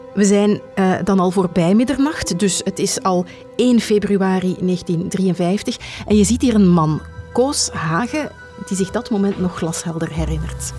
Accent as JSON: {"language": "Dutch", "region": "Flanders", "country": "Belgium", "said": "Bij ons in Vlaanderen"}